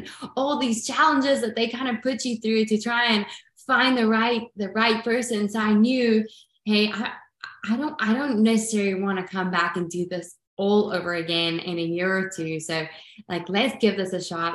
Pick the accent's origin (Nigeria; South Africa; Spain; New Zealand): South Africa; Growing up in South Africa